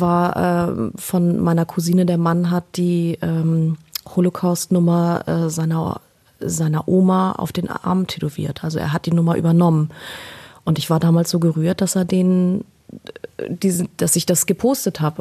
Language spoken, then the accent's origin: German; Berlin, Germany; Ich bin in Deutschland geboren. Ich bin, äh, ich bin Berliner. also zumindest bin ich da geboren